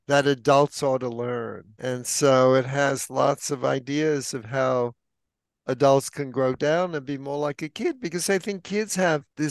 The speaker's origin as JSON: {"language": "English", "town": "New York City", "region": "New York", "country": "United States", "tie": "born or raised there", "moved": "yes", "lives_now": "San Francisco, United States", "said": "I grew up in New York City"}